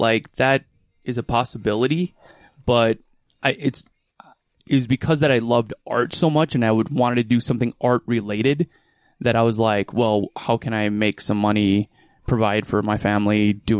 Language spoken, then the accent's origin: English; Waconia, Minnesota, United States; now in Utah, United States; My parents are still, in Waconia, Minnesota. Waconia, yep. I grew up, it's about 30 miles west of the Twin Cities.